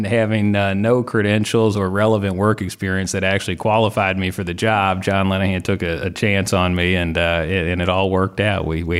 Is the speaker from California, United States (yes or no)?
no; Indiana, United States; now in Louisville, United States; Louisville area. So Southern Indiana originally, which is why Purdue was the in-state school with an aviation program.